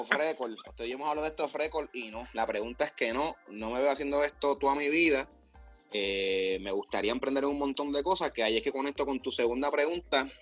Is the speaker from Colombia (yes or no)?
no; Puerto Rico; moved away as an adult; now in United States; yo vine de Puerto Rico